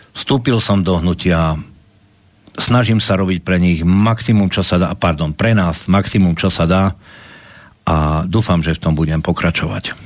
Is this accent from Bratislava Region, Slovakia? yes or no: no; Košice, Košice Region, Slovakia; Ja som Košičan, vyrastal som v Košiciach